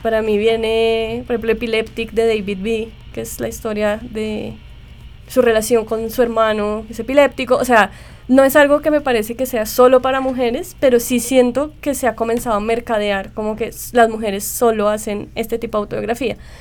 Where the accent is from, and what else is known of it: Colombia